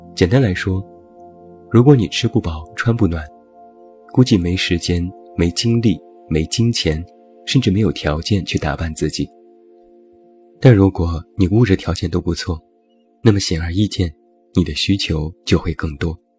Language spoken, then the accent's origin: Chinese; China; 我们中国人